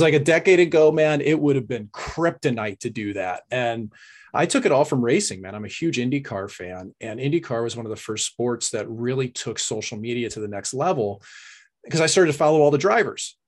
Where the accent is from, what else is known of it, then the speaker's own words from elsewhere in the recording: St. Louis, Missouri, United States; I was from Saint Louis.